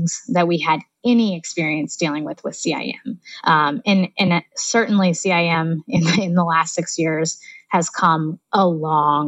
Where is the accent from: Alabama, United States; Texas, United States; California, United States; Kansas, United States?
California, United States; Sacramento; also born or lived in New York; I'm from Sacramento. I've lived here my whole life, except for when I went to New York.